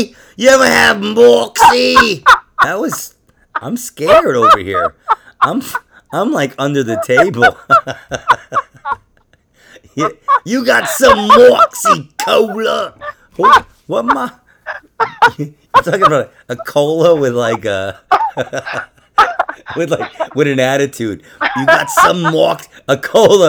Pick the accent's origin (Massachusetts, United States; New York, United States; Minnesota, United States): New York, United States; New York City; moved away; my old neighborhood in Queens